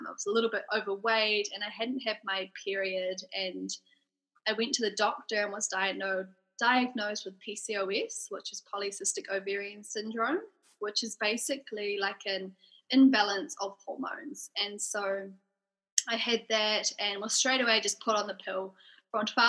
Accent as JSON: {"language": "English", "region": "Auckland", "country": "New Zealand", "tie": "born or raised there", "said": "I grew up in Auckland. Yep. So I've been living in New Zealand my whole life"}